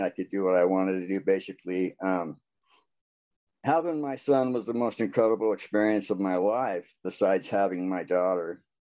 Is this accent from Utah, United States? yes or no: yes; American Fork, Utah, United States; also born or lived in Orem, Utah / Las Vegas; I'm from American Fork, Utah.